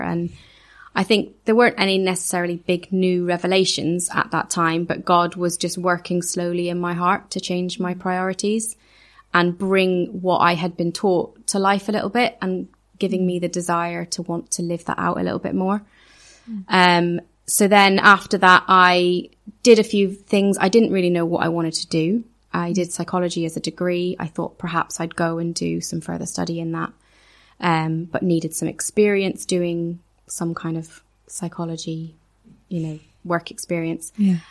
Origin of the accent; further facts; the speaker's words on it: Ireland; also born or lived in Edinburgh; The church I grew up in Ireland, like I said, was very, very small. The church I went to on and off for 4 years in Edinburgh, and it really was on and off.